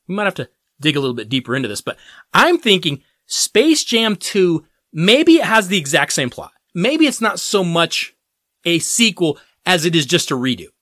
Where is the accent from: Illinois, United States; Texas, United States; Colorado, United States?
Colorado, United States; Denver; my hometown Denver